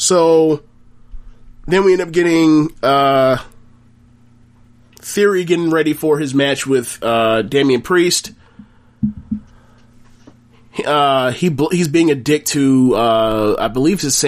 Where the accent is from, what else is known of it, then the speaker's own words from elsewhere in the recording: Florida, United States; I'm from Florida